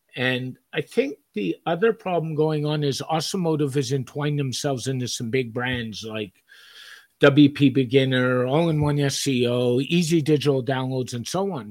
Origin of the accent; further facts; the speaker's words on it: Montreal, Quebec, Canada; when I grew up in Montreal